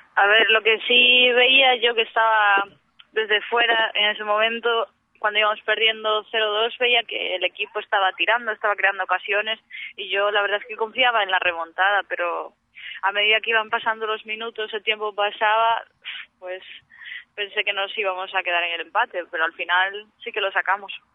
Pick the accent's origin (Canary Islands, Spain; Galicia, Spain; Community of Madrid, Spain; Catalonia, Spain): Galicia, Spain; Moaña